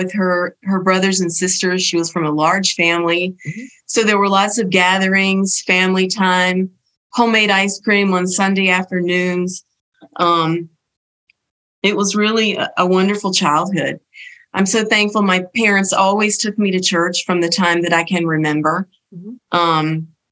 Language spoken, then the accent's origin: English; Belmont, North Carolina, United States; I grew up in Belmont, North Carolina, a tiny little village outside of Burlington